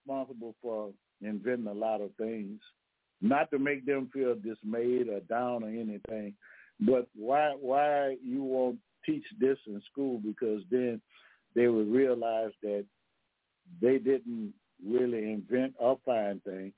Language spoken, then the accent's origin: English; Louisiana, United States; I'm from Louisiana now